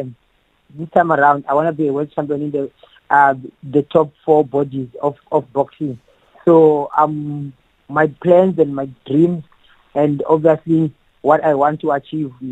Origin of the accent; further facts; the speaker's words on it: Eastern Cape, South Africa; I am from Eastern Cape, and it's Funzani, and that's where I grew up, and that's where I started my boxing.